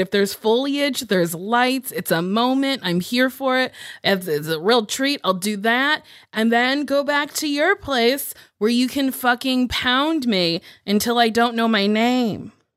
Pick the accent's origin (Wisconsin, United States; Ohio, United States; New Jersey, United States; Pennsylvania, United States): New Jersey, United States; Lincroft; moved away; I'm from Lincroft, which is a little, a little town inside of Middletown